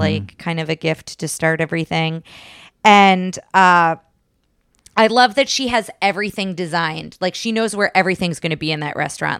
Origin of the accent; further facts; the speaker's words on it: New Jersey, United States; now in Texas, United States; I'm from New Jersey originally